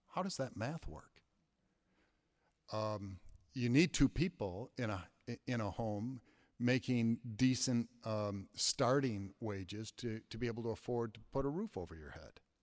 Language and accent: English; Flint, Michigan, United States; now in Madison, United States; I grew up in Flint, Michigan, in a neighborhood called Civic Park